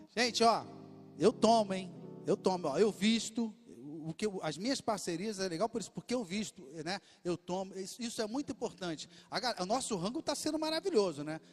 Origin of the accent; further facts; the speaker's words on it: Rio de Janeiro, Brazil; eu sou aqui da Zona Oeste do Rio, nasci e cresci em Bangu